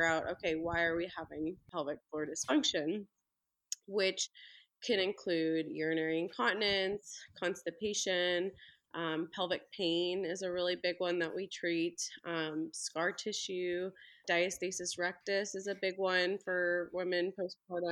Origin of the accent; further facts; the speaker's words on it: Belleville, Illinois, United States; now in Ozark, United States; I'm actually originally from Belleville, Illinois, right by St. Louis.